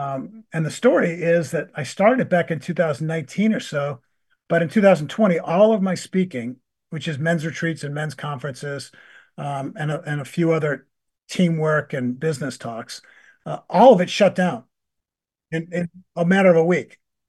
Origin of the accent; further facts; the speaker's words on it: Buffalo, New York, United States; also born or lived in Maryland; We grew up in Buffalo and then in Maryland.